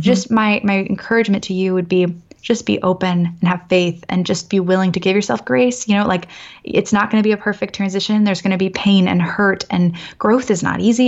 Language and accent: English; Annapolis, Maryland, United States; now in San Francisco, United States; born and raised in Annapolis, as I mentioned, like, I'm East Coast all the way.